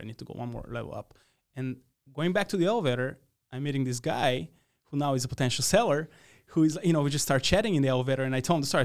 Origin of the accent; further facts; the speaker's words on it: Radoviš, North Macedonia; English is a second language; moved away as an adult; now in United States; I grew up in a small town, um, named Radović in the east part of the country